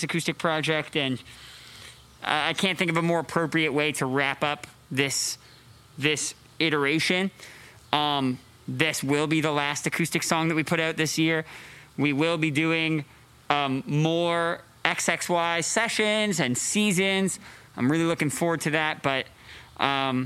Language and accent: English; Canada; moved away; I grew up in Canada